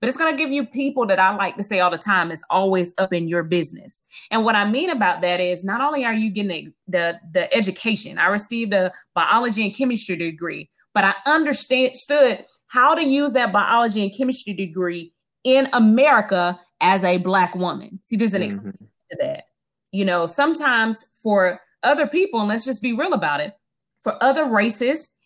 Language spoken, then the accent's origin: English; Tallahassee, Florida, United States; So I grew up and I'm from Tallahassee, Florida, and right outside of Tallahassee, Florida, in in Gadsden County